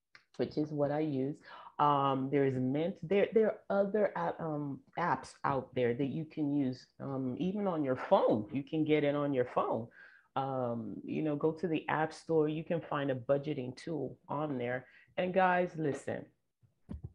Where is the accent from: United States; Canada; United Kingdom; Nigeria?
Nigeria; moved away; I grew up in Nigeria